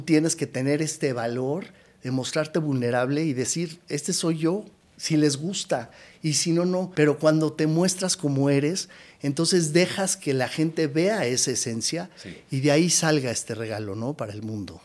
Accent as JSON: {"language": "Spanish", "country": "Mexico", "also_born_or_lived": "United States", "moved": "as an adult", "said": "siendo un mexicano que vivió en Estados Unidos"}